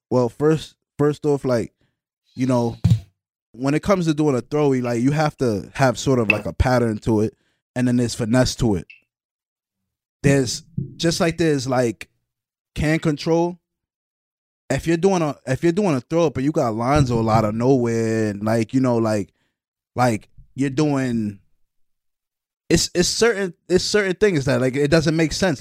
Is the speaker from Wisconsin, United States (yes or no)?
no; New York City, New York, United States; I'm from Brooklyn, man